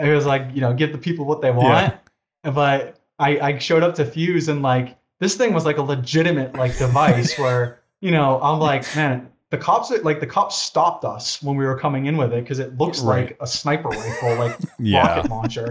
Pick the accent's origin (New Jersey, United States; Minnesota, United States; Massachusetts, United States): Massachusetts, United States; Boston; moved away; our family, my three brothers, myself, you know, we're originally from Boston, Massachusetts